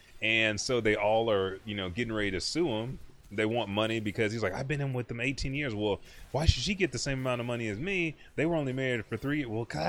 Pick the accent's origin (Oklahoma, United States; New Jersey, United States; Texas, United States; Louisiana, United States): Oklahoma, United States; Anadarko; I'm from Anadarko.